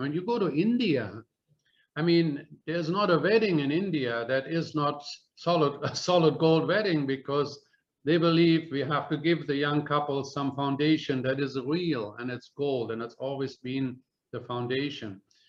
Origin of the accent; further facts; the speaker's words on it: Germany; moved away; When I came from Germany here, which is 1966, I got there was 4 marks to a U.S. dollar